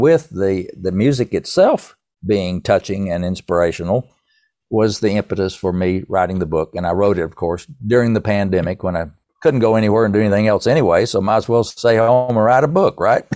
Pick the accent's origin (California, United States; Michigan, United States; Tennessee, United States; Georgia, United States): Tennessee, United States; East; accent: East Tennessee; my East Tennessee accent